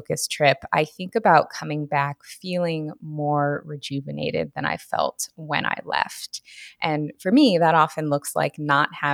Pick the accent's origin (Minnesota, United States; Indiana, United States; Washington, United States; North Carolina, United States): Washington, United States; now in Southern California, United States; I am based in Southern California now, but I'm actually from Washington State originally.